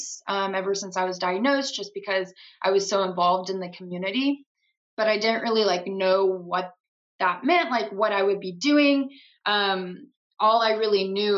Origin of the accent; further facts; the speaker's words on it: Madisonville, Texas, United States; I am originally from Madisonville, Texas. It's a very, very small town, like right in between Dallas and Houston